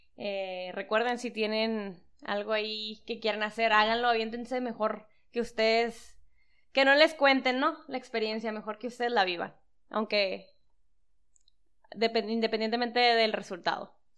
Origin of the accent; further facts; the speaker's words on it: San Luis Río Colorado, Sonora, Mexico; somos de Sonora